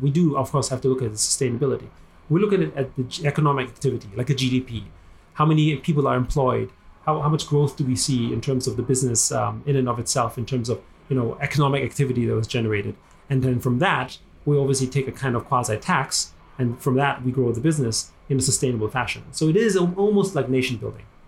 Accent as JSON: {"language": "English", "region": "Vienna", "country": "Austria", "tie": "born or raised there", "also_born_or_lived": "United States", "moved": "as an adult", "lives_now": "Hong Kong", "said": "I grew up in Vienna"}